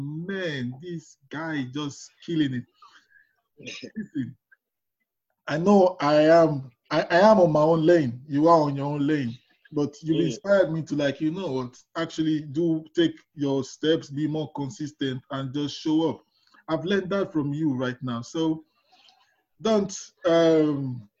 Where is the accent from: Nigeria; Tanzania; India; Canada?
Nigeria; moved away; I'm from Nigeria